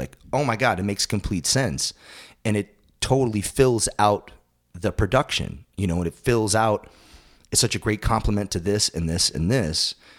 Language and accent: English; East Coast, United States; And then I growing up on the East Coast, I saw them a number of times